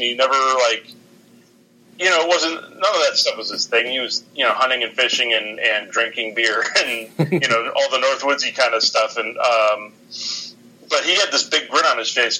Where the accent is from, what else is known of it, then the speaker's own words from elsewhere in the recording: northern Wisconsin, United States; moved away as an adult; also born or lived in Milwaukee, Wisconsin / Ohio; So when I was 8 years old, we moved up to northern Wisconsin. I grew up in around Milwaukee, and then we moved up to northern Wisconsin